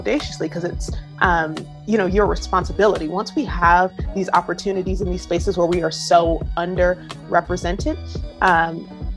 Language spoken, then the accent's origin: English; Prince George's County, Maryland, United States; now in Brooklyn, United States; I am from the DC area, more specifically Prince George's County, Maryland.